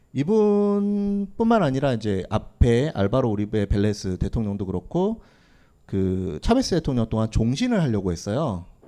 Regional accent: South Korea; 나는 한국인이다. 소이 꼬레아노, 꼬레아노

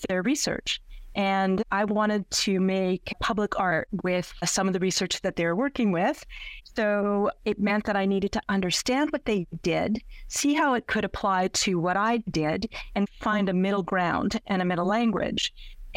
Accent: Saskatchewan, Canada; moved away; also born or lived in Nova Scotia; I was born and raised in Saskatchewan

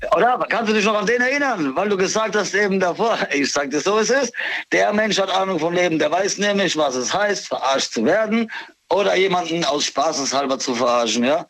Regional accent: Mannheim, Baden-Württemberg, Germany; aus Seckenheim, Mannheim

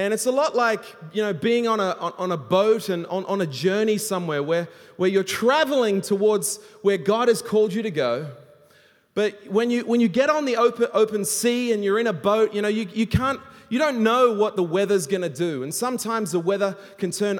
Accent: Australia; now in Hong Kong; I'm an Australian, and I live in Hong Kong

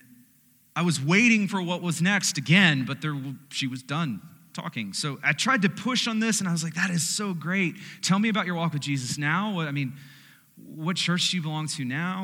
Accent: United States

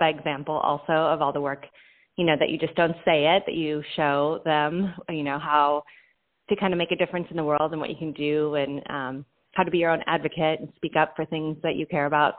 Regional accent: Santa Barbara, California, United States; I am from Santa Barbara, California, and I've lived here for quite a long time

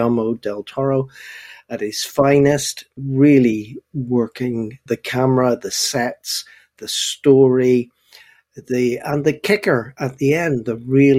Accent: Belfast, Northern Ireland, United Kingdom; It just reminded me so much of my youth, not so much growing up in Belfast and the tanks outside the front door and that sort of thing, because I'm a bit outside of all

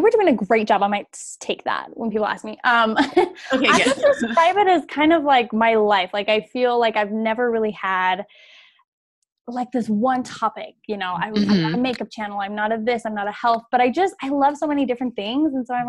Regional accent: Modesto, California, United States; Yeah, I was born in California and lived in Modesto.

